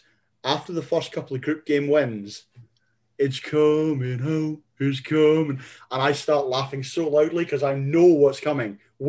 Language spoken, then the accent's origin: English; Scotland, United Kingdom